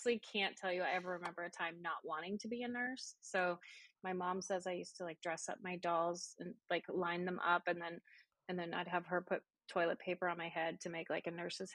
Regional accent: Calgary, Alberta, Canada; moved away as an adult; also born or lived in Texarkana, Texas; now in Plano, United States; That's where my hometown is, Calgary, Alberta

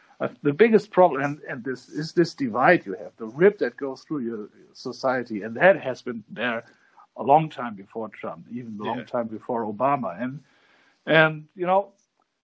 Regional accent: Germany

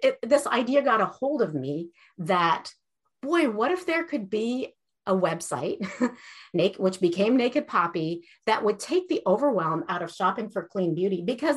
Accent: Iran; moved away; I grew up in Iran, and we lost everything after the Iranian revolution

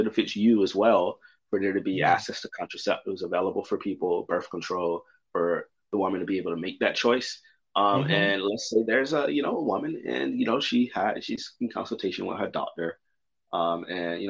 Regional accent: United States; as an American

